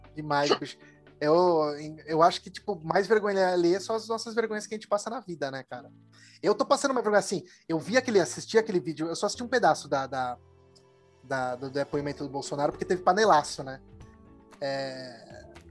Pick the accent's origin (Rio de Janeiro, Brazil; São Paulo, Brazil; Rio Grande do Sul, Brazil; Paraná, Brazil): São Paulo, Brazil; Eu, que sou de São Paulo